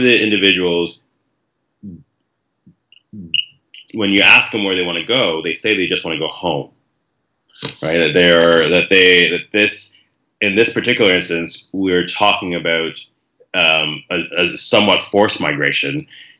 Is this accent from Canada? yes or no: yes; Canada; as a member of the community who was born in Canada, I realize the amount of privilege that comes with being a Canadian-born citizen